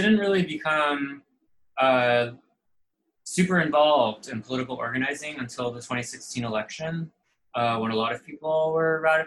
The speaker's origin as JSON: {"language": "English", "region": "South Florida", "country": "United States", "tie": "born or raised there", "moved": "yes", "lives_now": "Brooklyn, United States", "said": "I grew up in Florida. I live in Brooklyn now"}